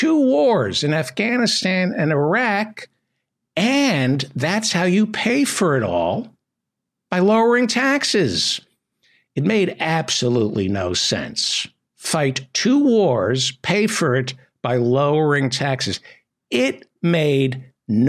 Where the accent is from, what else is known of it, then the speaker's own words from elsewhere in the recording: United States; I am an American